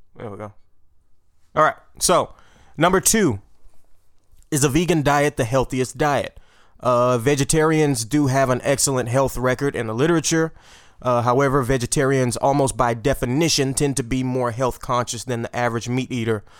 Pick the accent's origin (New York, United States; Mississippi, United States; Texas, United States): Texas, United States; Port Arthur; We don't have sushi where I'm from